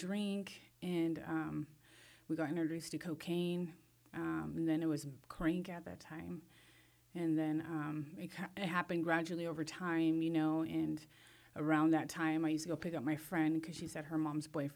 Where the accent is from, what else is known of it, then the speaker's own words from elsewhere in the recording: Madras, Oregon, United States; also born or lived in Culver, Oregon / Warm Springs Reservation, Oregon; now in Warm Springs, United States; I grew up in Madras and Culver. Grew up in Madras, rode horses, did rodeo and all